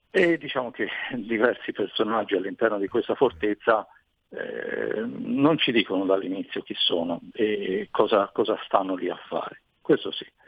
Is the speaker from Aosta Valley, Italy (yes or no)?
no; Tuscany, Italy; sono toscano, eh, però in realtà la mia famiglia da parte di mamma viene da, da un paesino vicino a Trento